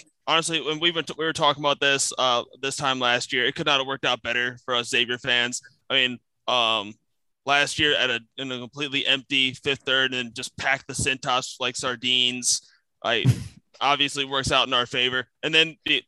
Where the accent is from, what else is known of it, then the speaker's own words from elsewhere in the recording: Northern Kentucky, United States; grew up in Northern, as a raised Catholic in Northern Kentucky